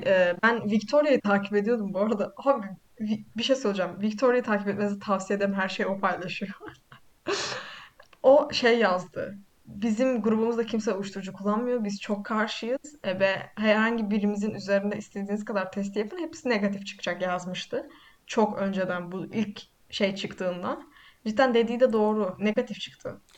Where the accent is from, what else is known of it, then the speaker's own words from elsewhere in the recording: Black Sea Region, Turkey; ben Karadeniz Karadenizliyim